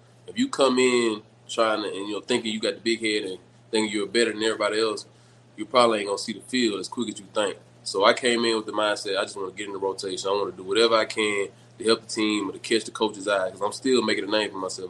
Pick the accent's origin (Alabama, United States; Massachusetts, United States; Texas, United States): Alabama, United States; Citronelle; also born or lived in Mobile, Alabama; So I'm from a country town. I'm from Chuntool, Alabama.